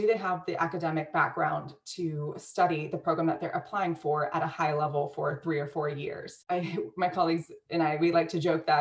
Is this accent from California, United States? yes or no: no; Cincinnati, Ohio, United States; moved away as an adult; I grew up in Cincinnati, Ohio, kind of a sheltered life